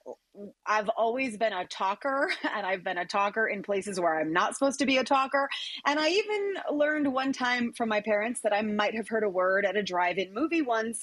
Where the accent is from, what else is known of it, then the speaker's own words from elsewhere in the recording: Green Valley, Arizona, United States; also born or lived in Phoenix, Arizona; loved growing up in Green Valley